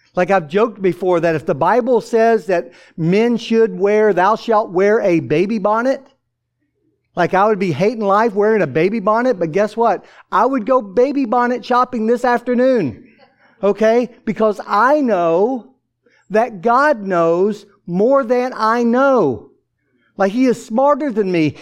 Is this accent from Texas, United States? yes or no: no; Atlanta, Georgia, United States; growing up in Atlanta, uh, the uh, youngest of 13 children